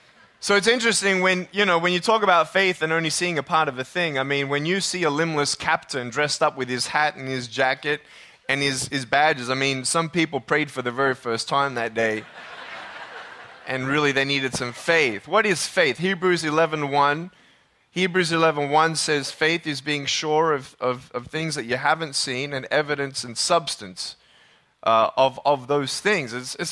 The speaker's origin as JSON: {"language": "English", "country": "Australia", "tie": "born or raised there", "said": "And I'm originally from Australia. I was born and raised there."}